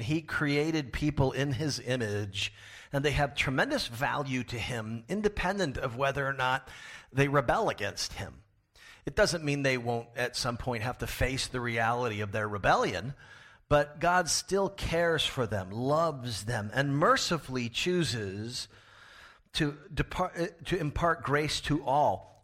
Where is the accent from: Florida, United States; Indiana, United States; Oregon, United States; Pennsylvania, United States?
Florida, United States; now in Pasadena, United States; my home state of Florida